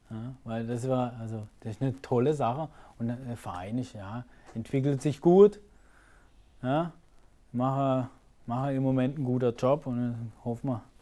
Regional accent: Bühl, Baden-Württemberg, Germany; ist meine Heimat. Ja, nicht Karlsruhe, sondern Bühl, Achern.

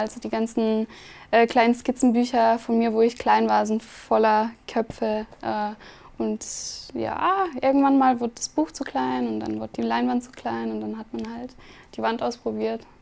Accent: Kaunas, Kaunas County, Lithuania; German is a second language; Also ich bin geboren und aufgewachsen in Litauen

